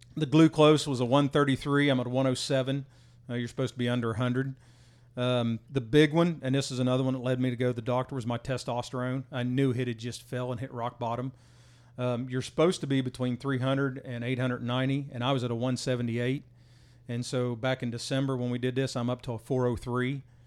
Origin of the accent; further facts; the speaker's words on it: West Virginia, United States; moved away as an adult; now in Texas, United States; I grew up in West Virginia, got down here in, uh, ninety-three